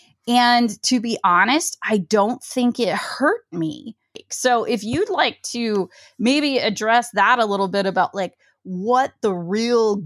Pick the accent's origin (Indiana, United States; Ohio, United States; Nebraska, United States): Ohio, United States; I'm from Ohio